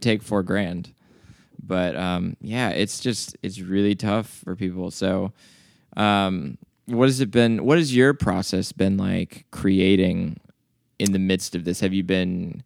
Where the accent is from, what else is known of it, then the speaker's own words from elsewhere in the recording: the South, United States; I was like 14, growing up in the South as a white dude